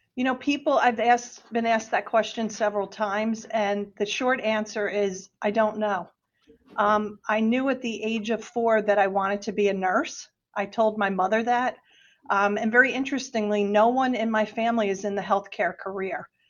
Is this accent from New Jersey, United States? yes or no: yes; New Jersey, United States; moved away as an adult; also born or lived in Delaware / Washington, D.C. / Pennsylvania; Jersey, I'm a Jersey girl. I'm originally from New Jersey